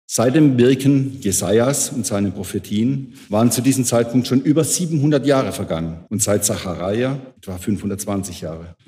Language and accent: German; Kreilsheim, Baden-Württemberg, Germany; in Kreilsheim, meiner Heimat